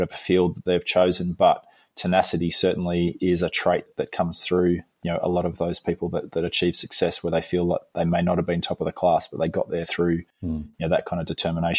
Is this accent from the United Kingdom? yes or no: no; Melbourne, Victoria, Australia; I grew up near Essendon Airport in Melbourne